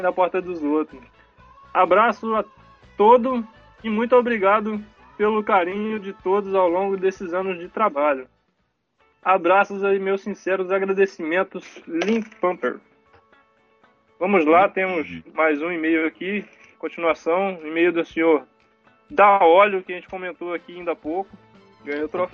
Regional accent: Cabo Frio, Rio de Janeiro, Brazil; eu sou de Cabo Frio

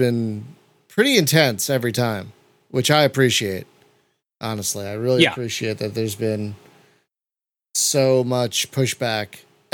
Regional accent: United States; I have a public school education and I'm from America

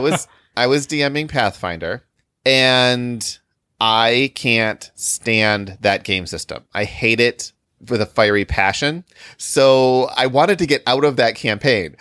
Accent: Illinois, United States; we're from Illinois

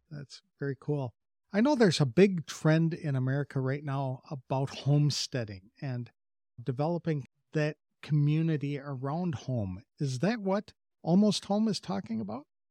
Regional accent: Wisconsin, United States; moved away; I come from Wisconsin, and there are a lot of farm families up there

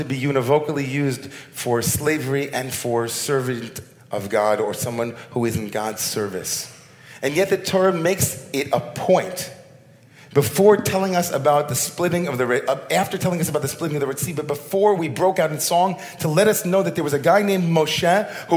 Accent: United States; all of us as American Jews

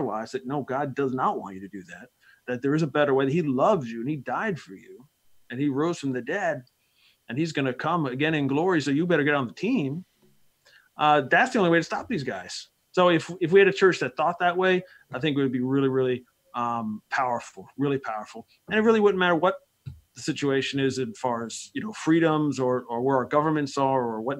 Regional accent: Bergen County, New Jersey, United States; moved away; I grew up there in Bergen County in the north part of the state there by New York. And so I'm, you know, it's been a while, but that's my hometown

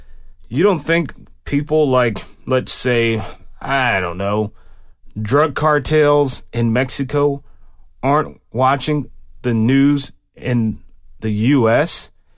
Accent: Germany; born there; I actually have a birth certificate that has the word Germany in it, because I was born in Germany while my dad was stationed there.

